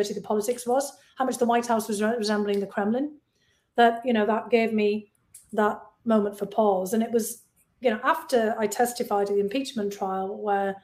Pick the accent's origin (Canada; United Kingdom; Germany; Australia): United Kingdom; Bishop Auckland, North East England; moved away as an adult; now in United States; Bishop Auckland, my hometown.